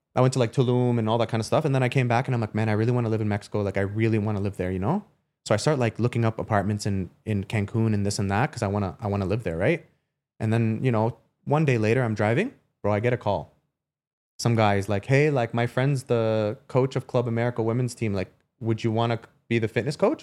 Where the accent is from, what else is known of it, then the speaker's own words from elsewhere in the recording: Canada; moved away as an adult; also born or lived in Germany; I'm coming from Canada to Germany